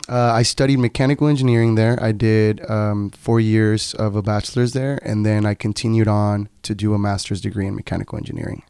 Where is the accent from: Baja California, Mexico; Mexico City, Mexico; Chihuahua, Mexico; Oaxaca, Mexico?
Baja California, Mexico; Tijuana; first language Spanish; English is a second language; moved away; also born or lived in Nevada; I am originally from Tijuana, Baja California, Mexico.